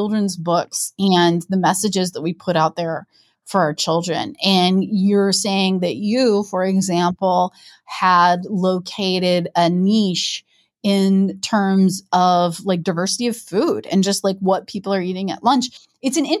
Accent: Midwest, United States; I am from the Midwest

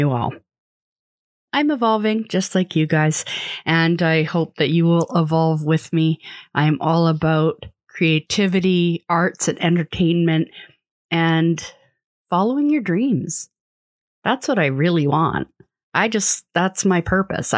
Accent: Vancouver, British Columbia, Canada; I grew up in Vancouver

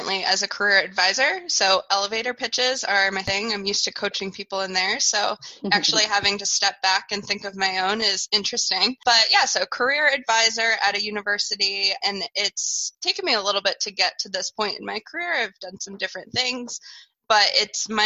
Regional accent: Woodstock, Connecticut, United States; moved away as an adult; where I grew up in Woodstock, Connecticut

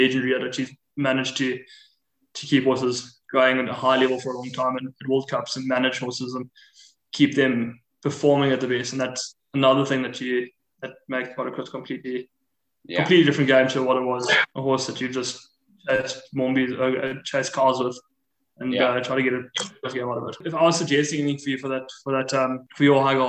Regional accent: South Africa; as a South African

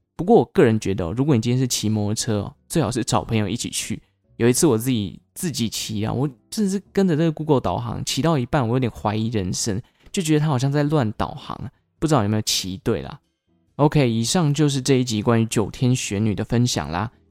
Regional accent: Taichung, Taiwan; 落脚在我的故乡，也就是台中，台中的龙井区

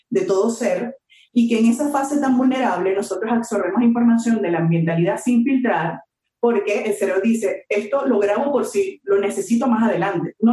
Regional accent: Venezuela; moved away as an adult; now in Mexico; primero yo soy venezolana. Eh, tengo enamorada de México unos siete años que vivo acá.

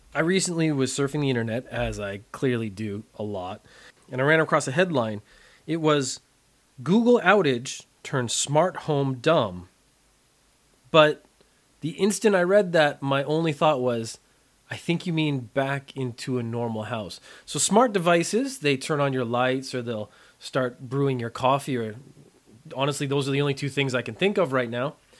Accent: Canada; moved away as an adult; now in Japan; I am a Canadian. I grew up in a very mild climate in the summertime

